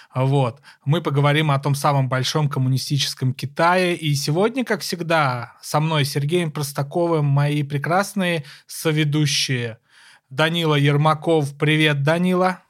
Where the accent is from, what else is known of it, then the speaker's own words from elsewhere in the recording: Kursk, Kursk Oblast, Russia; моего родного города Курска